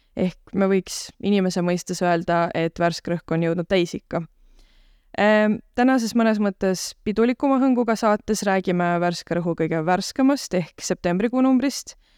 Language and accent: Estonian; Tallinn, Harju County, Estonia; moved away as an adult; now in Tartu, Estonia; mina olen Tallinnast pärit